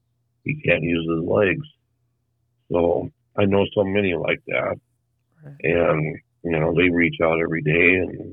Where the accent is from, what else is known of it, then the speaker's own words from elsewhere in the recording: Jackson, Minnesota, United States; I come from Jackson, Minnesota, where David Ellison comes from.